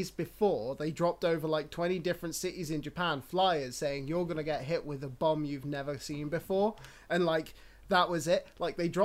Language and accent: English; United Kingdom; as a Brit